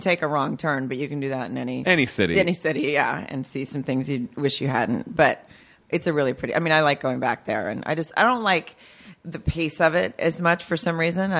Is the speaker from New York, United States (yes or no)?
no; Farmington, Arkansas, United States; Arkansas. It's a town called Farmington, right outside of Fayetteville.